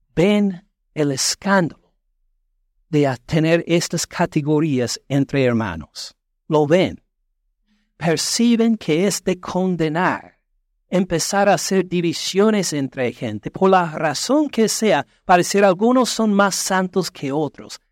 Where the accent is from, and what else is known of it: United States; Spanish is a second language